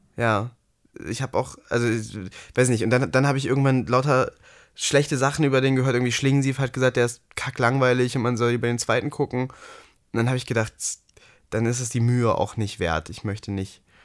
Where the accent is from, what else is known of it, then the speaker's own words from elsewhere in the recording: Ruhr area, North Rhine-Westphalia, Germany; bei uns im Ruhrgebiet